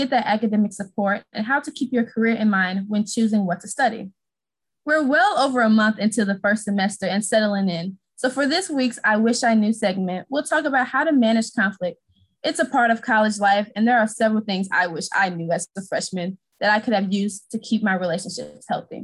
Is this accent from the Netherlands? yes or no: no; St. Louis, Missouri, United States; I'm from St. Louis, Missouri